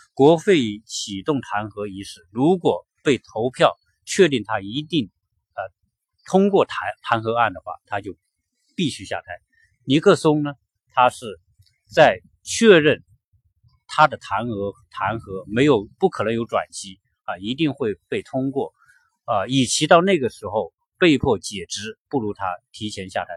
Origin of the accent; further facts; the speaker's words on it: China; 我们中国人